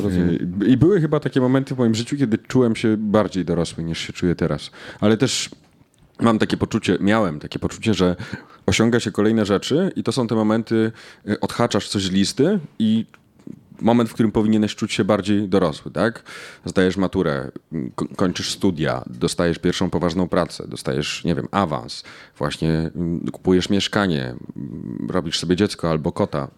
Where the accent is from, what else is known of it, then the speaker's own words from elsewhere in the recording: Knurów, Silesian Voivodeship, Poland; moved away; Jestem polonistą z Knurowa.